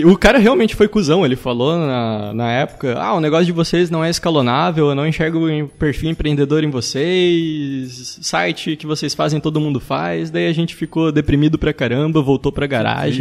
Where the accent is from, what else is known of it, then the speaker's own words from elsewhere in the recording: Joinville, Santa Catarina, Brazil; sou de Joinville, Santa Catarina